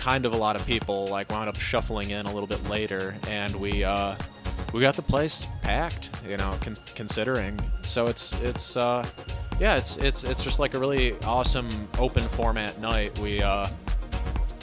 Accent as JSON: {"language": "English", "town": "Pontiac", "region": "Michigan", "country": "United States", "said": "I'm a DJ from Pontiac."}